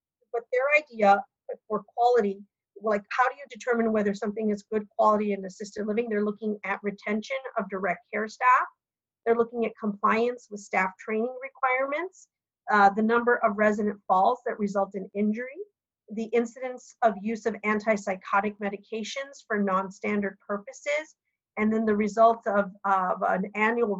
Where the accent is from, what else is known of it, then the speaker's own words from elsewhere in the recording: Oregon, United States; I'm from Oregon